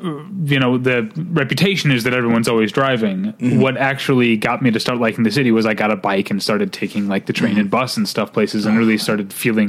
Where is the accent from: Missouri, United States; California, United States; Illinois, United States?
Missouri, United States; St. Louis; now in Los Angeles, United States; my hometown of St. Louis